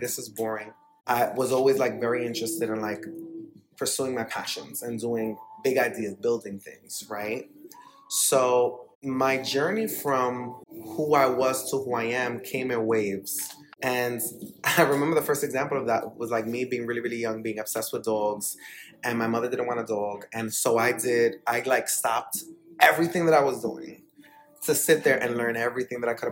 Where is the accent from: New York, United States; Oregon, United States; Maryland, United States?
New York, United States; New York City; moved away as an adult; now in Florida, United States; I grew up between the Bronx and Dyckman, which is like a really big street in Washington Heights